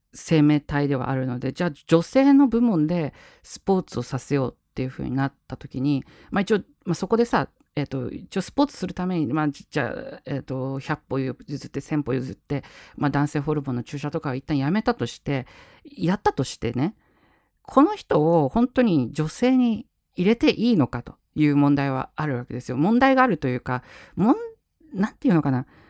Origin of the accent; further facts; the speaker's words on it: Japan; 僕ら日本に生まれてよかったな